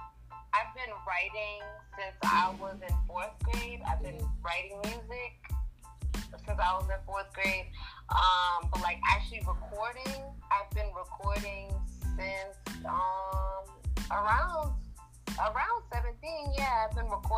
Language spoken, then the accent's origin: English; Rhode Island, United States; I'm from Rhode Island